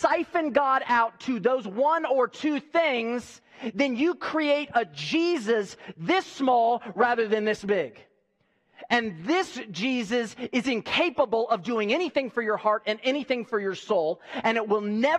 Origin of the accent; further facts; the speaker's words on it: United States; I'm a patriot, and I'm an American, and I love this country